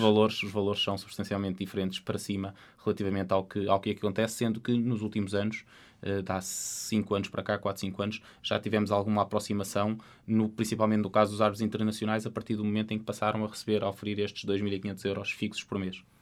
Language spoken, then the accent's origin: Portuguese; Portugal; como portugueses